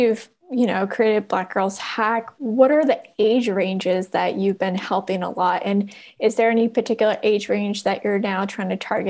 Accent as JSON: {"language": "English", "town": "Oakland", "region": "California", "country": "United States", "tie": "born or raised there", "said": "so I grew up in Oakland and I went to Oakland Public Schools"}